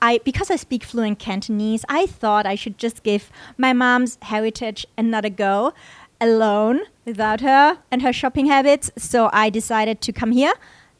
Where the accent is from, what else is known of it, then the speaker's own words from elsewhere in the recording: Austria; now in Hong Kong; I was born and raised in Austria. So my dad's from Austria. My mom's from Hong Kong.